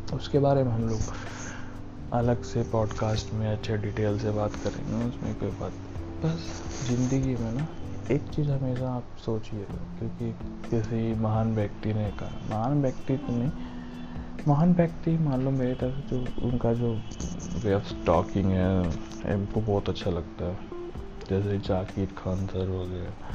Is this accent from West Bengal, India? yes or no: no; Bihar, India; मैं बिहार से हूँ